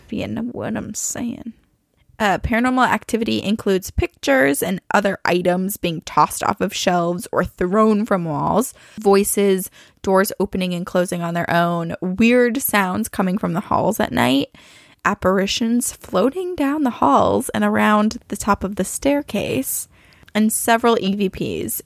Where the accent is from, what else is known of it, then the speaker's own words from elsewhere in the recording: Burlington, Vermont, United States; I'm from Burlington, Vermont